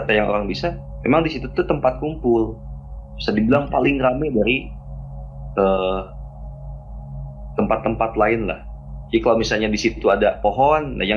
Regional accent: Purwakarta, West Java, Indonesia; Oke, selamat malam semuanya. Kenalin … kebetulan saya dari Purwakarta ya

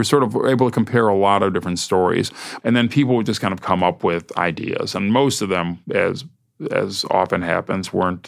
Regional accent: Ohio, United States; now in New York, United States; since I moved to New York from Ohio 37 years ago.

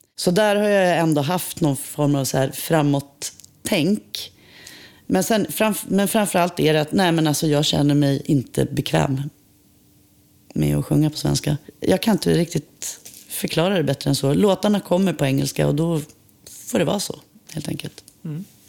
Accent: Umeå, Västerbotten County, Sweden; moved away as an adult; also born or lived in Vilhelmina; now in Stockholm, Sweden; Jag är född i Vilhelmina i Västerbotten. Eh, vi flyttade till Umeå när jag var fem

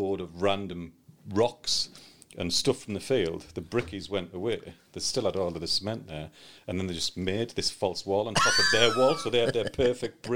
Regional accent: Thornaby, North East England, United Kingdom; moved away as an adult; also born or lived in Middlesbrough; I was born in Middlesbrough, then moved to Thornaby, which is a little bit further south, when I was two, and grew up there until I joined the Marines in 1992

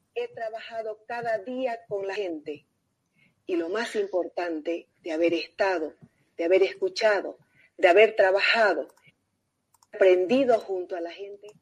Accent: Bolivia; Los bolivianos

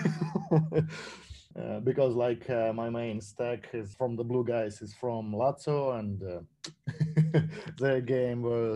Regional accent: Saint Petersburg, Russia; Zenit St. Petersburg, the team from my hometown

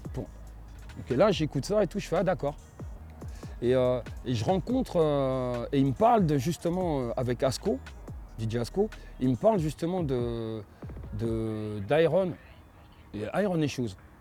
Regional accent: Vitry-sur-Seine, Île-de-France, France; je viens de Vitry

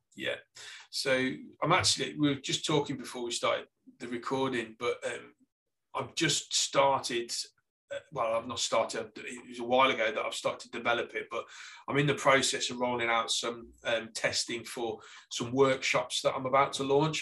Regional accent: Lichfield, West Midlands, United Kingdom; accent: Staffordshire; moved away as an adult; also born or lived in Stoke-on-Trent / Australia; now in Salisbury, United Kingdom; I, am originally from Lichfield, which is actually in Staffordshire

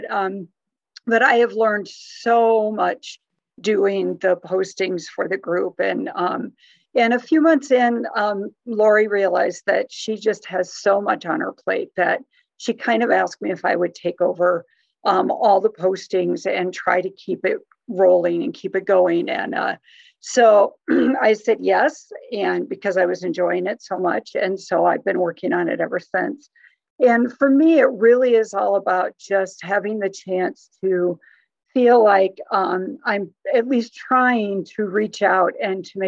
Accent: Iowa, United States; also born or lived in New Jersey / Wisconsin; I was born and raised mostly in Iowa. I was actually born in New Jersey, but raised in Iowa and Wisconsin

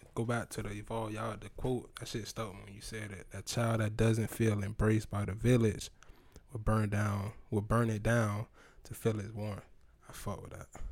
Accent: Tampa, Florida, United States; growing up, I'm from Sulphur Springs

